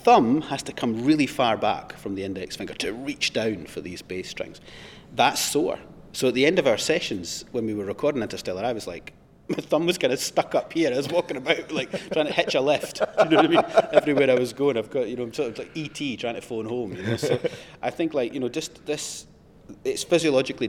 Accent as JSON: {"language": "English", "region": "Scotland", "country": "United Kingdom", "said": "I'm obviously from Scotland, so I lived on the east coast of Scotland"}